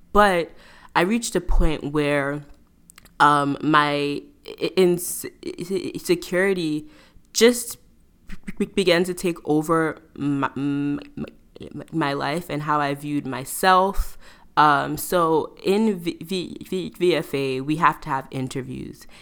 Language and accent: English; New York, United States; I'm originally from New York